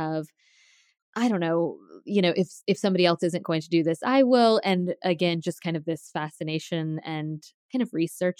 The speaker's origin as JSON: {"language": "English", "town": "Tallahassee", "region": "Florida", "country": "United States", "tie": "born or raised there", "said": "But I grew up in Tallahassee"}